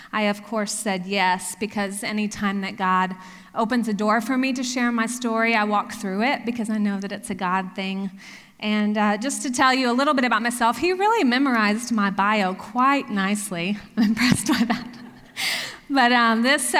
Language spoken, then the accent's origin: English; Texas, United States; moved away as an adult; also born or lived in Oklahoma; now in Pennsylvania, United States; I grew up in Texas, and yes, I am a very proud Texan.